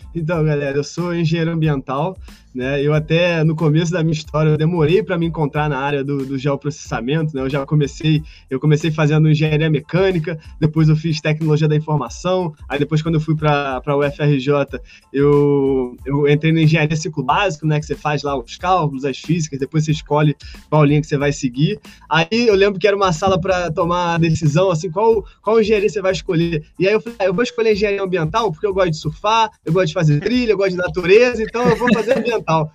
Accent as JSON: {"language": "Portuguese", "country": "Brazil", "said": "nós brasileiros"}